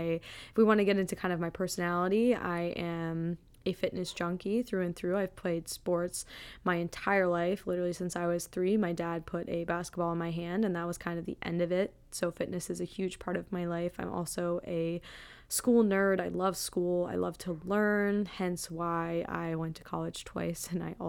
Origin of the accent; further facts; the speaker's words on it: Wisconsin, United States; now in Boston, United States; I am a 27-year-old female who lives in the Boston area. I grew up in the Midwest in Wisconsin and then have bopped around on the East Coast and the Midwest basically my whole life.